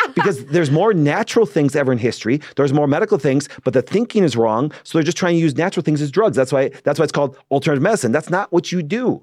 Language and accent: English; Green Bay, Wisconsin, United States; I'm from Green Bay, Wisconsin.